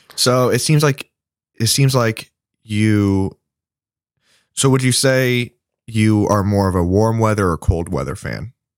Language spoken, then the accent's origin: English; Indianapolis, Indiana, United States; we're from Indiana and we're all from Indianapolis